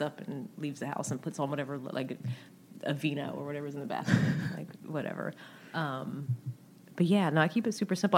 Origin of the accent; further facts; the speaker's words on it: the South, United States; I'm from the South